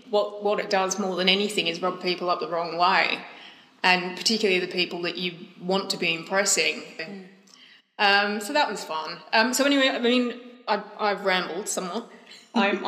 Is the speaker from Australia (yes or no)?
yes; Australia; moved away as an adult; I'm Australian originally, so all my contacts from this world of writing are Australian, and they were also 15 years ago, so I've been here for 15 years now